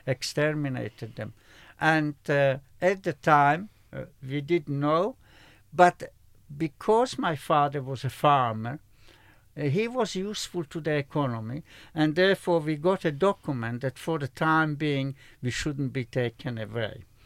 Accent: Slovakia; moved away; in my own country, I was born in Slovakia

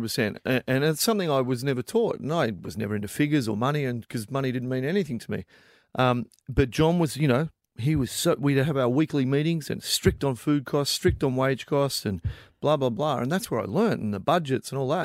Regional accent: Melbourne, Victoria, Australia; I'm originally from Melbourne

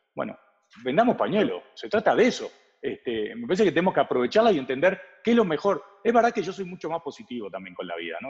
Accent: Uruguay; now in Mexico; Nosotros somos dos uruguayos

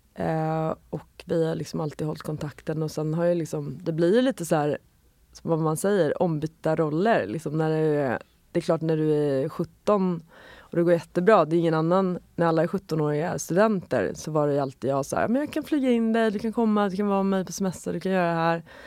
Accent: Sollentuna, Stockholm County, Sweden; jag växte upp i Sollentuna

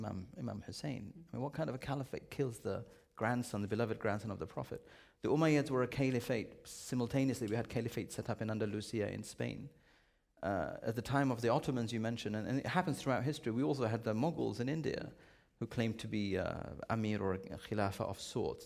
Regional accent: United Kingdom; I'm a Brit

